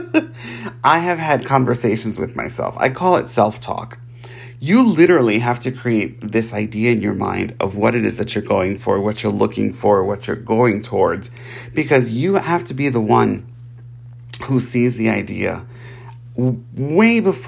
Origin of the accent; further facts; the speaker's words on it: New York, United States; I'm from New York